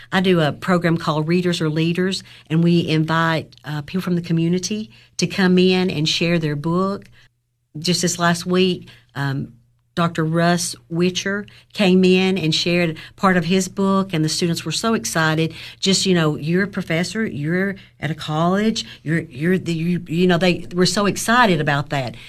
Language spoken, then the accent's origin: English; Overton County, Tennessee, United States; also born or lived in Clay County; I grew up in Overton County